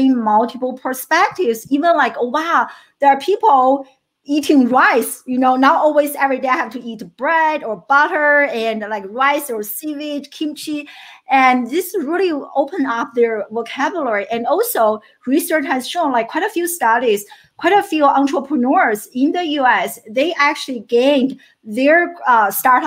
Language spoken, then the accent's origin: English; China; now in United States; I grew up in China